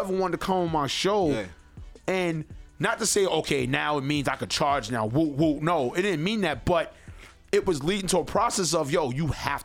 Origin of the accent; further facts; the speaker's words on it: New York City, New York, United States; also born or lived in Harlem, New York; majority of my life, I was raised in Queens, but I was born in Harlem